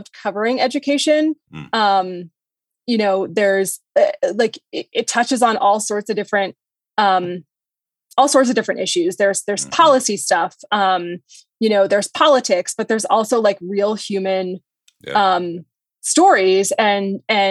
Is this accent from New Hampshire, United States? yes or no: yes; New Hampshire, United States; moved away as an adult; now in Denver, United States; I'm not from Colorado. I'm from New Hampshire. Okay. And after college, I took a job at my hometown newspaper.